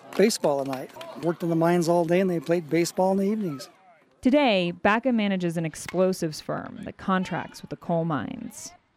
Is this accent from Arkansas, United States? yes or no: no; Raton, New Mexico, United States; now in Gillette, United States; I was born and raised in New Mexico in the, old coal mining camps there